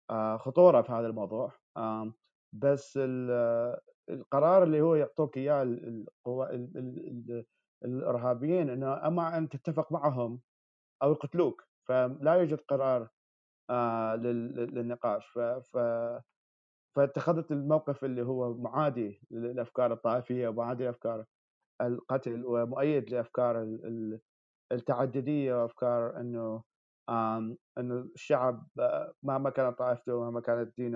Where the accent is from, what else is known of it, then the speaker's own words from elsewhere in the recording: Baghdad, Baghdad Governorate, Iraq; now in New York, United States; انا من مواليد 1991 آه، من محافظه باب اللي هي محافظه جنوب جنوب بغداد لكن ربيت في في في العاصمه في بغداد